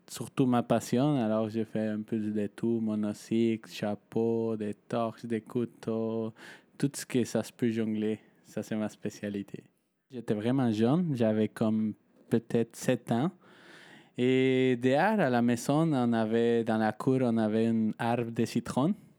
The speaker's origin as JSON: {"language": "French", "country": "Mexico", "moved": "yes", "said": "je viens de Mexique"}